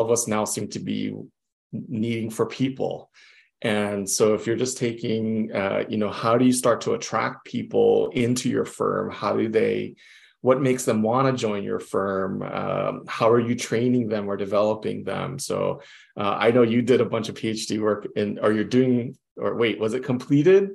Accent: Hawaii, United States; also born or lived in Las Vegas / Houston / San Francisco; I'm from Hawaii, born mm-hmm. and raised in Hawaii

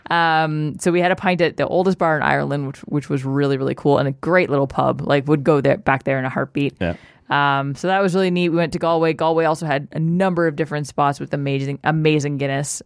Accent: Canada; We're from Canada.

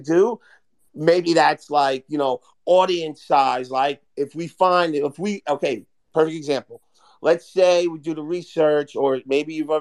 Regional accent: Hoboken, New Jersey, United States; I'm from Hoboken

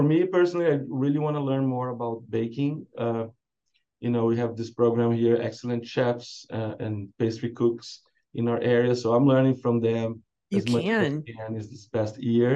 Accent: South Brazil, Brazil; moved away as an adult; now in San Diego, United States; I'm from Brazil. I'm from South Brazil

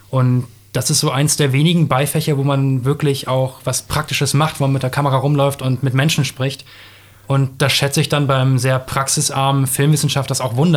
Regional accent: Bremen, Germany; Ich bin Norddeutscher.

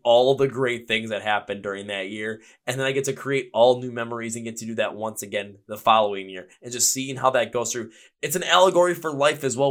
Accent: Milwaukee, Wisconsin, United States; I'm from Milwaukee, Wisconsin

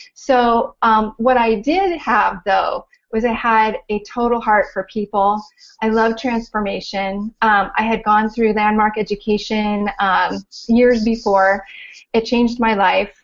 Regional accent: Orange County, California, United States; moved away as an adult; also born or lived in Los Angeles; from LA, born and raised in Orange County

